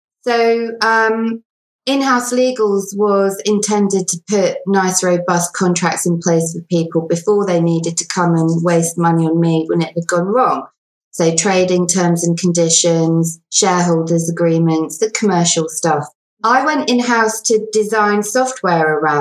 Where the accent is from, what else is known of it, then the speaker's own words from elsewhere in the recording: England, United Kingdom; also born or lived in South Africa; I was born in South Africa. I'm bilingual. I moved to England when I was about 4.